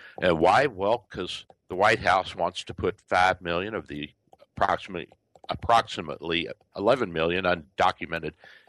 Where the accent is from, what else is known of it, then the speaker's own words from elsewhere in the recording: Kentucky, United States; also born or lived in Louisville; now in Tampa Bay, United States; my home state of Kentucky.